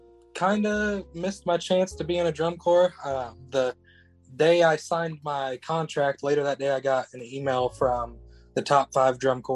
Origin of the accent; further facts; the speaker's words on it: Martinsville, Indiana, United States; also born or lived in Greenfield, Indiana; I am from Martinsville, Indiana. It's a little town.